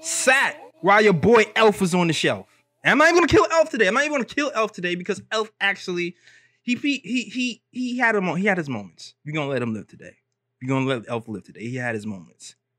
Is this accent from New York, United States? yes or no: yes; New York City, New York, United States; we from Brooklyn over here.